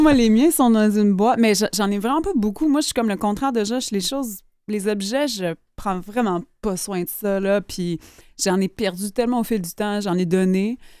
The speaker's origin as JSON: {"language": "French", "area": "Gaspésie", "region": "Quebec", "country": "Canada", "said": "je viens de la Gaspésie"}